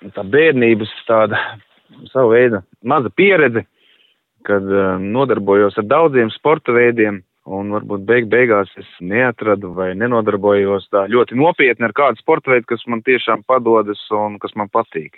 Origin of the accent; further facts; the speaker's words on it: Liepāja, Kurzeme, Latvia; es pats nāku no Liepājas puses